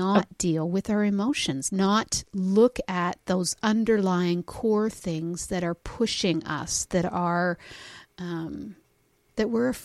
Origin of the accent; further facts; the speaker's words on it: Canada; we're Canadian